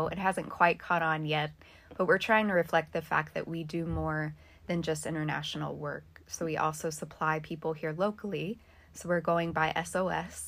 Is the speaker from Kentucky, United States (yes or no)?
yes; Louisville, Kentucky, United States; moved away as an adult; also born or lived in Thailand; I am from Louisville. I grew up in Louisville. I was born here, but I've been living in Thailand